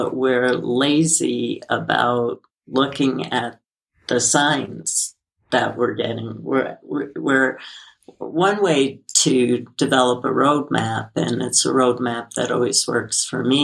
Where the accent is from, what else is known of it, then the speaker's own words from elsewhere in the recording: New York City, New York, United States; I grew up in Brooklyn